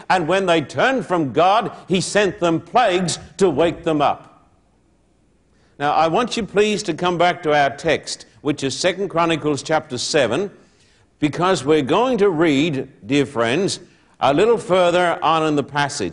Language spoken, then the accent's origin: English; Australia; moved away as an adult; now in United States; I'm an Australian